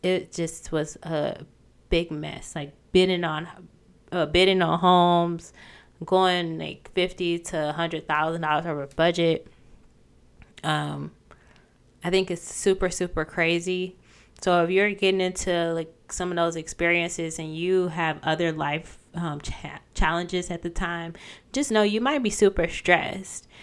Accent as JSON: {"language": "English", "region": "Michigan", "country": "United States", "tie": "born or raised there", "also_born_or_lived": "Ohio", "moved": "as an adult", "said": "I even moved back, you know, to my hometown"}